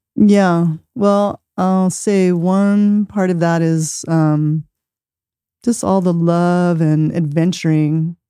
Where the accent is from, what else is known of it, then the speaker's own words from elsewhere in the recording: Osage Nation, Oklahoma, United States; moved away as an adult; also born or lived in Ponca City, Oklahoma / California / Portland, Oregon; I was born in Ponca City, Oklahoma, grew up in the Osage Nation out on my great-grandmother's land